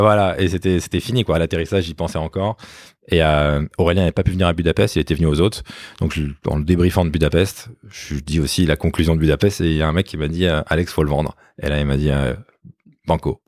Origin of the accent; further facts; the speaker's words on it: Limeil-Brévannes, Île-de-France, France; en banlieue parisienne, euh, à limeil brévan exactement, une petite ville coincée entre Boissy-Saint-Léger, la ligne A, et Villeneuve-Saint-Georges, la ligne D